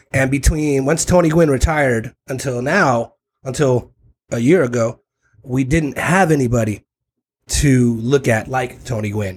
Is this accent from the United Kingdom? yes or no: no; Tijuana, Baja California, Mexico; also born or lived in South Bay, San Diego, California; I am from the South Bay. I am from this region. I was born in Tijuana. I live in Tijuana in Playas